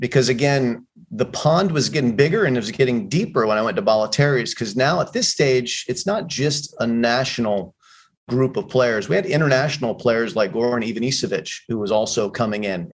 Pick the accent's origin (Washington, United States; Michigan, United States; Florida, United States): Florida, United States; Dade City; moved away; I came from Dade City, Florida, which is a small town in Central Florida. Played Little League Baseball